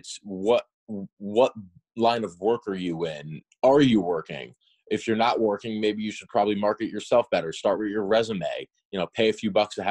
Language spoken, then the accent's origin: English; New England, United States; growing up in New England